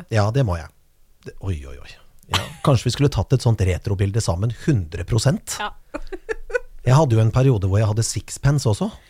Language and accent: Norwegian; Kongsberg, Buskerud, Norway; Og det var noe, sånn som På Kongsberg, der jeg kommer fra, så var det på en måte, plutselig så var det noen som plutselig klipte den rottehalen.